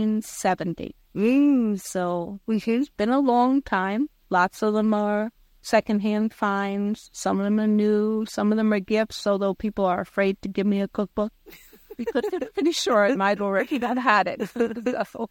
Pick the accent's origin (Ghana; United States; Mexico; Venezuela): United States; New York City, New York; also born or lived in Long Island; I was raised in New York City, and when we moved out of New York City to Long Island